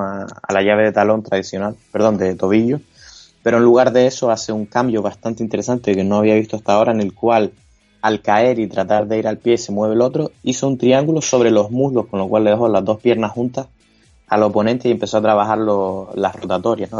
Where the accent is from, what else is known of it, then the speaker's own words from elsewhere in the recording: Canary Islands, Spain; Yo como canario